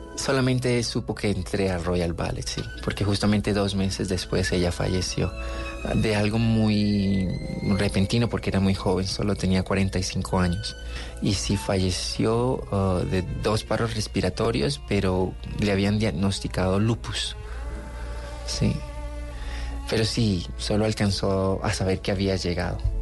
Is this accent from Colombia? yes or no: yes; Cali, Valle del Cauca, Colombia; also born or lived in Buenaventura, Colombia / Cuba; yo nací en Buenaventura